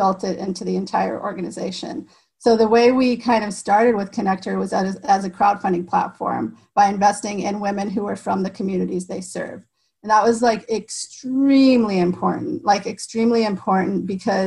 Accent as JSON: {"language": "English", "region": "Iowa", "country": "United States", "tie": "born or raised there", "said": "I grew up in Iowa"}